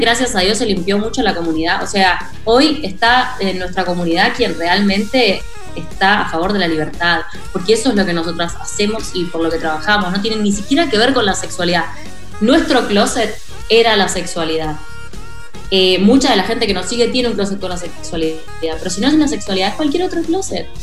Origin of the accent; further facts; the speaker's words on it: Rosario, Santa Fe, Argentina; nací en Rosario.